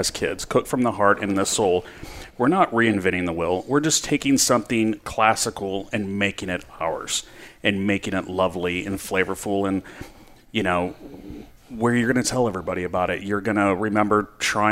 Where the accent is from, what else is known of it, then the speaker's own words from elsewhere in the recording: Bakersfield, California, United States; also born or lived in Alaska / Maui, Hawaii; now in Paso Robles, United States; I grew up in Bakersfield